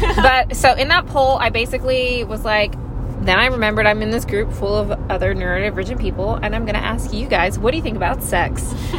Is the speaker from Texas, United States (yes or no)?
yes; Texas, United States; I'm from Texas, actually.